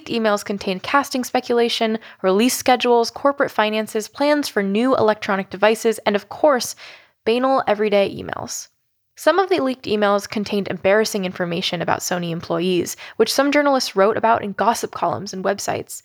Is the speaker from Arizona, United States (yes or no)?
no; California, United States; I grew up in California